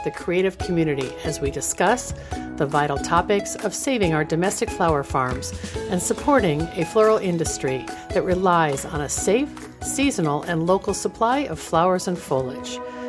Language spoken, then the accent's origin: English; Millburn, New Jersey, United States; I grew up in Millburn, New Jersey, and graduated from Rutgers College with a bachelor's degree in political science.